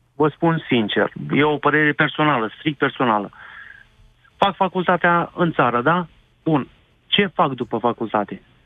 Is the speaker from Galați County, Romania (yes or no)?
yes; Galați, Galați County, Romania; eu sunt din Galați